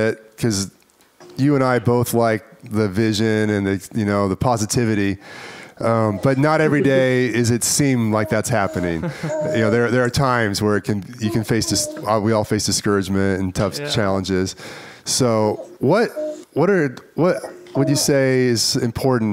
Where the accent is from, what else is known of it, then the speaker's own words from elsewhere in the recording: Topeka, Kansas, United States; that's so my hometown